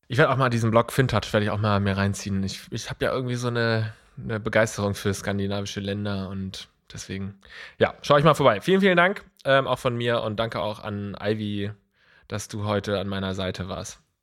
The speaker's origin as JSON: {"language": "German", "country": "Germany", "said": "dass wir uns in Deutschland oder dass wir uns als Deutsche"}